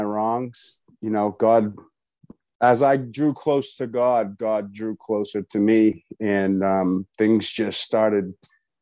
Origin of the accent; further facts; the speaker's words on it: Boston, Massachusetts, United States; So I'm from Boston, Massachusetts.